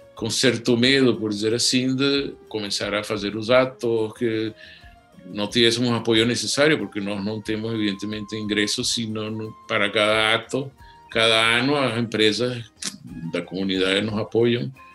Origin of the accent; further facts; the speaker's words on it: Caracas, Capital District, Venezuela; eu nasci em Caracas